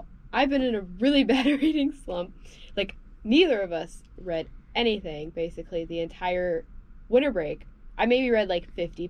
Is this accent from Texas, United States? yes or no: yes; Houston, Texas, United States; moved away; my hometown of Houston.